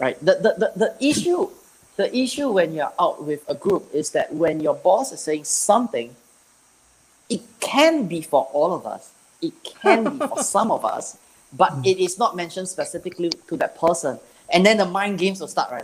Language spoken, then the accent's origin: English; Singapore; I'm from Singapore